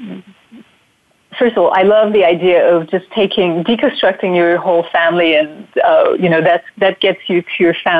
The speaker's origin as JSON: {"language": "English", "country": "Turkey", "tie": "born or raised there", "also_born_or_lived": "New York", "moved": "yes", "said": "I grew up in Turkey, so my roots are in Turkey, and that's where, that's my upbringing and culture"}